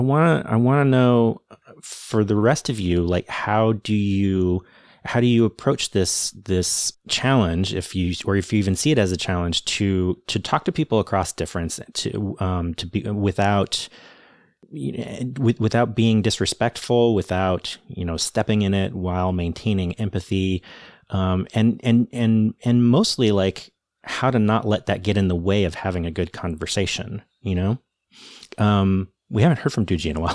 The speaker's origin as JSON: {"language": "English", "country": "United States", "said": "I'm American"}